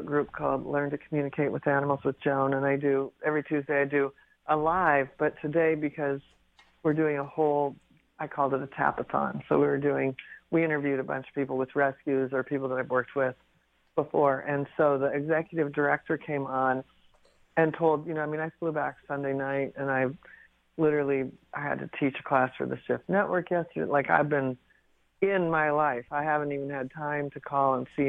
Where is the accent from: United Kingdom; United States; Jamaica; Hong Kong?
United States; Pacific Northwest; I grew up in the Pacific Northwest